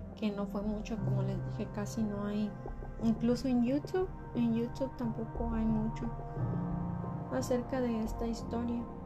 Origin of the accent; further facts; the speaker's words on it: Michoacán, Mexico; yo soy de Michoacán